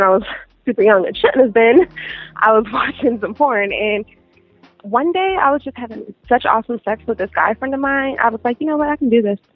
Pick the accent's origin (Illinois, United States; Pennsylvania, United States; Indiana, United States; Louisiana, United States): Pennsylvania, United States; Pittsburgh; now in Los Angeles, United States; I'm from Pittsburgh, Pennsylvania